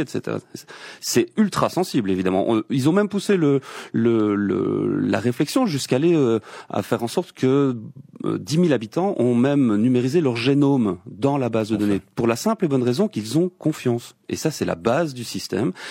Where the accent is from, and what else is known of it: Belgium